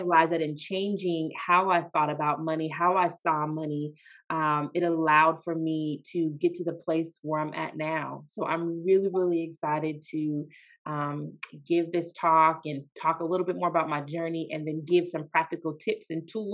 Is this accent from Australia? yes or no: no; Sacramento, California, United States; now in Bay Area, United States; I'm from Sacramento, California. I am a California girl